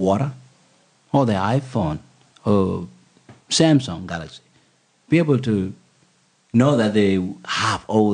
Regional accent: Bor, Jonglei, South Sudan; now in Australia; When we were coming from Bor, my hometown

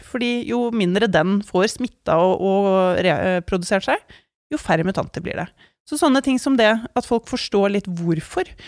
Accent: Norway; tilværelsen her hjemme i Norge

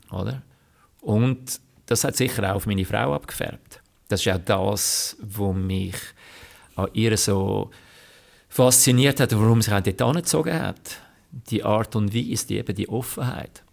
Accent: Switzerland; ich als Schweizer

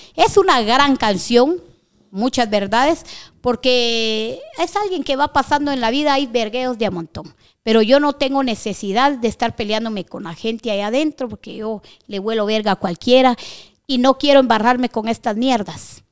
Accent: Guatemala; estoy en mi país, soy guatemalteca

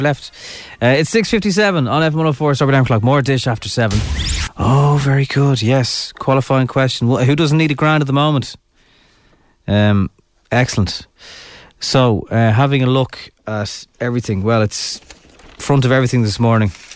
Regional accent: Ireland

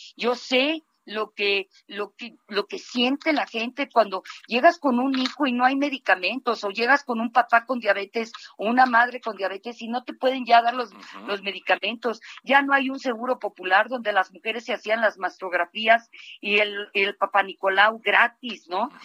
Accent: Mexico; also born or lived in Mexico City; como ciudadana de este, de esta gran ciudad y como, como mexicana

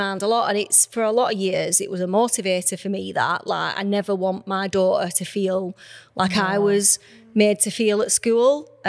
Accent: Burnley, North West England, United Kingdom; also born or lived in Australia / New Zealand / Southeast Asia; And then I went to school in Colne, I was a Fisher Moron. And then I moved to Burnley.

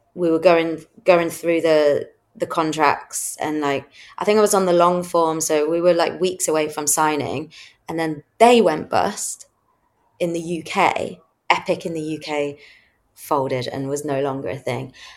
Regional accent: Midlands, United Kingdom; moved away as an adult; now in London, United Kingdom; I grew up in in the Midlands

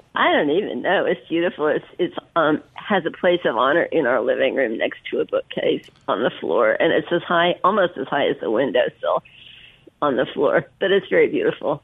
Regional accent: Berkeley, California, United States; moved away as an adult; also born or lived in Virginia; now in Oxford, United States; growing up in Berkeley

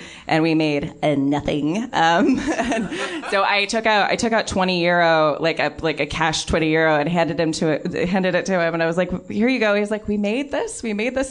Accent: Southern California, United States; I was brought up mostly in Southern California

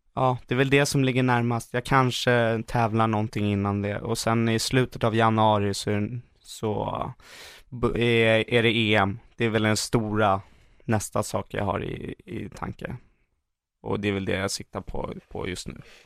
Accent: Sweden; hemma i Sverige

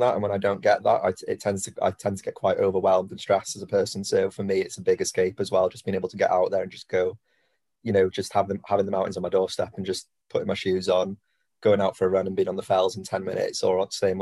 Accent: Anglesey, Wales, United Kingdom; growing up on Anglesey

